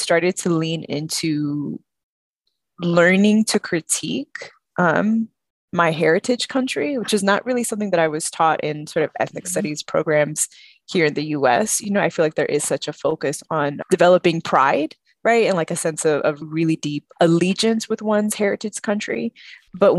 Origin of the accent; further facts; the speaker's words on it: San Antonio, Texas, United States; I grew up in San Antonio